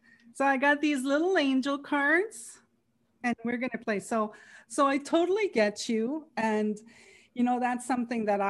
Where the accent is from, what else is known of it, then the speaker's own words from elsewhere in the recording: Canada; I was from Canada